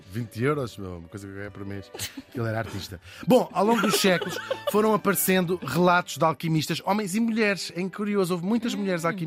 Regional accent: Portugal; De facto, eu tenho esta dupla nacionalidade, permite-me escolher as coisas onde sou português e as coisas onde sou holandês.

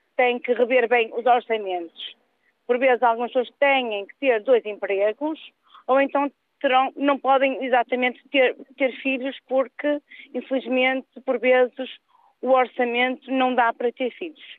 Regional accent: Norte, Portugal; moved away as an adult; now in Lisbon, Portugal; Eu também faço parte dos muitos mil pessoas que sou da Zona Norte, mas tive que migrar para Sul

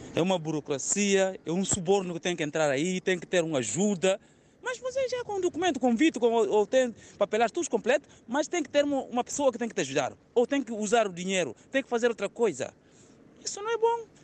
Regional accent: Guinea-Bissau; moved away

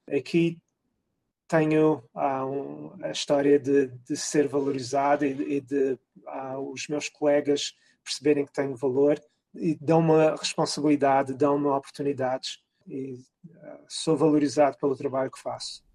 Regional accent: Cascais, Lisbon, Portugal; moved away as an adult; also born or lived in Carcavelos; now in Rochester, United States; Crescendo em Carcavelos e em Cascais

